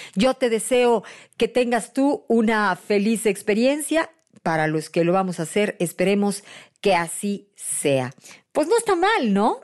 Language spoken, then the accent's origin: Spanish; Mexico; los mexicanos, sí, somos